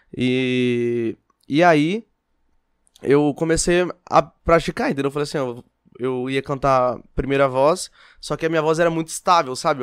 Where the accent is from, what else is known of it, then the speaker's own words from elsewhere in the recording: Olímpia, São Paulo, Brazil; now in São José do Rio Preto, Brazil; Nascido e criado em Olímpia. Vim para Rio Preto depois de é, com 17, 18 anos.